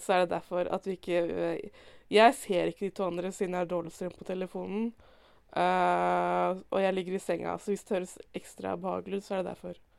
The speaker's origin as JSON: {"language": "Norwegian", "region": "Indre Østfold", "country": "Norway", "said": "jeg er fra Indre Østfold"}